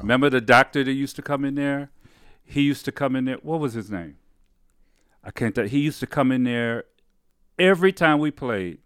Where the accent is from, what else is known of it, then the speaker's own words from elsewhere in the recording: Detroit, Michigan, United States; also born or lived in Highland Park, Michigan; I grew up in, uh, Detroit, Michigan.